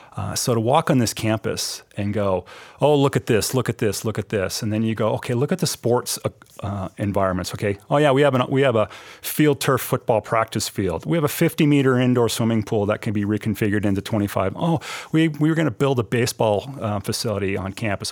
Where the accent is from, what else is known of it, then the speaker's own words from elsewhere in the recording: Billings, Montana, United States; moved away as an adult; also born or lived in Minnesota / New Zealand; Billings, Montana, my hometown